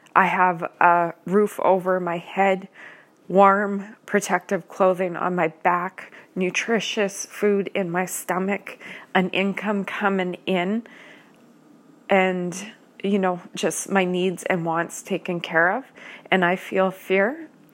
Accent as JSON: {"language": "English", "country": "Canada", "said": "I am a Canadian citizen"}